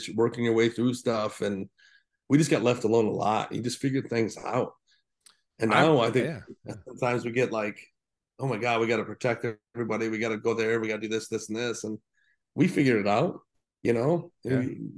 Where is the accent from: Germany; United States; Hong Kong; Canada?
United States; Torrance, California; also born or lived in Knoxville; so I was born in Knoxville, Tennessee, and he was in the Navy, so we moved. I want to say late 1975, early 1976 to like L.A. Torrance is on the outskirts of L.A.